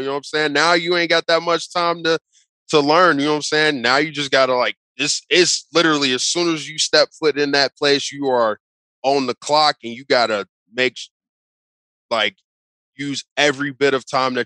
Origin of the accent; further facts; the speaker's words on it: Cincinnati, Ohio, United States; I'm from Cincinnati